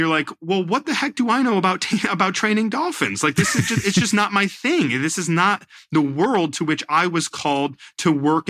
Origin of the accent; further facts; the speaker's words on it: New York, United States; born there; he's the pastor of the church where I was born up in the Hudson Valley.